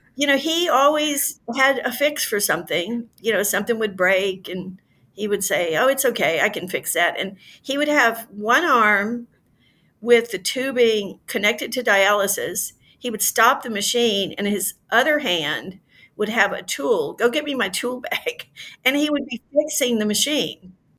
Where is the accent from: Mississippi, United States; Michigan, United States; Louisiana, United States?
Louisiana, United States; my home state of Louisiana, which is fairly rural